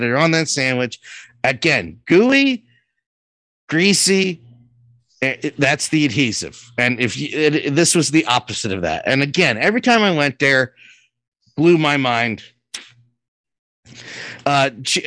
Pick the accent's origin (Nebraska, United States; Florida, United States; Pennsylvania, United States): Pennsylvania, United States; Philadelphia; We're from Philly. This is what we eat. This is our staple.